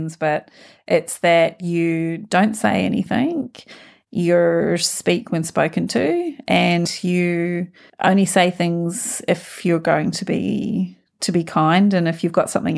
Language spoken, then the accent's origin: English; New Zealand; now in Australia; I grew up in New Zealand, rural New Zealand